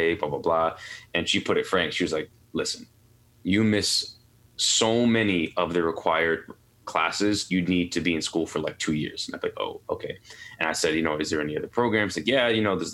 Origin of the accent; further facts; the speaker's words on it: New York City, New York, United States; also born or lived in Pittsburgh; I'm born and raised in New York City, Queens, New York